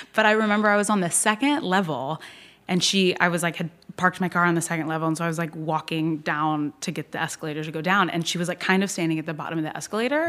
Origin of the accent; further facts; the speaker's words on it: Norfolk, Virginia, United States; I grew up in Norfolk, Virginia.